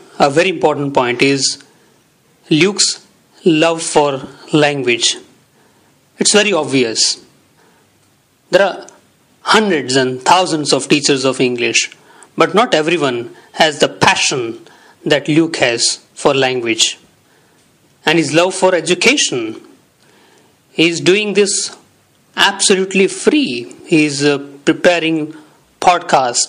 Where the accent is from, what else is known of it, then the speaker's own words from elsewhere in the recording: India; English is a second language; also born or lived in Surat, Gujarat; from India. I live in Surat, in Gujarat, in India